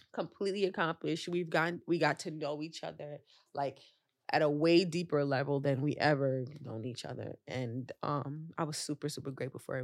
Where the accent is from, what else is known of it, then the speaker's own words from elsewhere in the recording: New York City, New York, United States; As a New Yorker